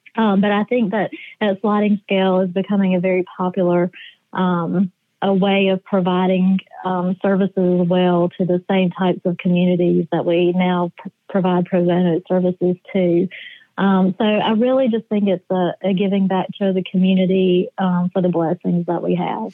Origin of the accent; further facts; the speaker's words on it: Easley, South Carolina, United States; now in Columbia, United States; I grew up in Easley, which is about 20 minutes outside of Clemson